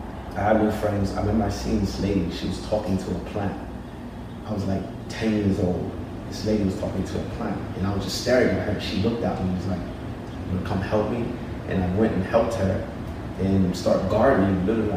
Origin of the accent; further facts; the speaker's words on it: United Kingdom; In the UK.